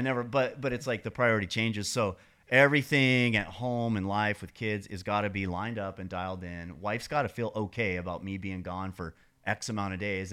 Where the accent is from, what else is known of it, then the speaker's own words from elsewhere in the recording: Montana, United States; moved away as an adult; also born or lived in San Diego; I grew up in Montana, but when I turned about thirty, I moved to San Diego